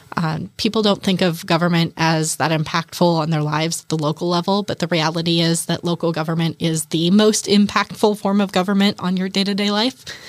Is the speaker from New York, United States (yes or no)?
no; Kitsap County, Washington, United States; now in Bainbridge Island, United States; I grew up in Kitsap County